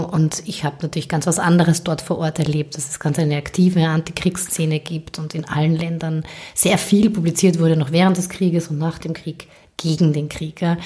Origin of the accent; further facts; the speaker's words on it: Carinthian Slovene, Austria; als Kärntner Slowenien